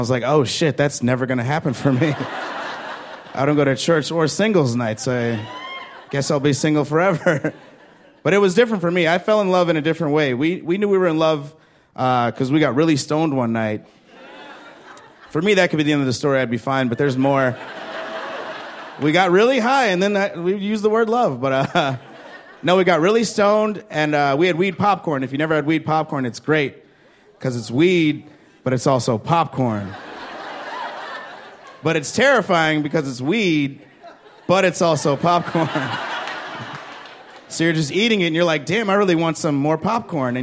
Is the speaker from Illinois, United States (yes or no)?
yes; Chicago, Illinois, United States; I'm from Chicago